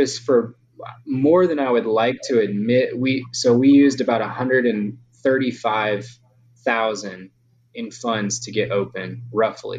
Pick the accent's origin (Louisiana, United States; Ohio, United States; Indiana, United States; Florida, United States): Louisiana, United States; it is my hometown, so I had some connections from high school